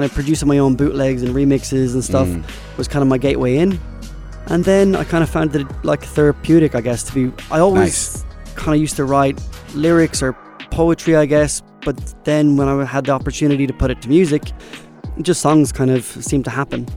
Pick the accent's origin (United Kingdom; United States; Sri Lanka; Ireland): Ireland; moved away as an adult; also born or lived in Australia; now in Sharjah, United Arab Emirates; I'm originally from Ireland. I moved here from Australia because I was there for a farewell first, like 7 or 8 years